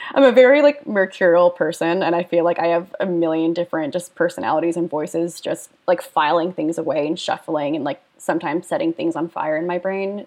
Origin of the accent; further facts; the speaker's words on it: Lewisburg, Pennsylvania, United States; moved away as an adult; also born or lived in Scottsdale, Arizona / New Jersey; now in New Orleans, United States; I was born in Arizona. I lived there with a brief stint in Jersey um, until I was 10. And then I was 10, I moved to Pennsylvania.